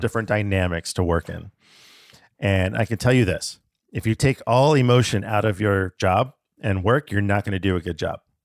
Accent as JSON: {"language": "English", "town": "Tucson", "region": "Arizona", "country": "United States", "tie": "born or raised there", "also_born_or_lived": "Alaska", "said": "I was five when I moved down to Tucson from Alaska"}